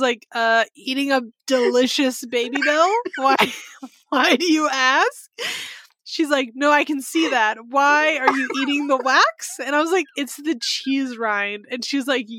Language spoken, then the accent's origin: English; Sonoma County, California, United States; I grew up in Sonoma County, which is just north of San Francisco